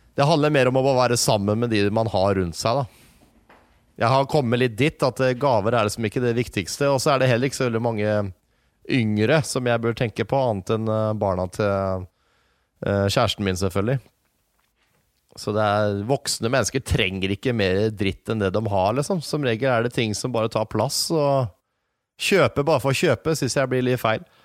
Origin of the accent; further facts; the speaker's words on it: Norway; Vi er nordmenn som snakker engelsk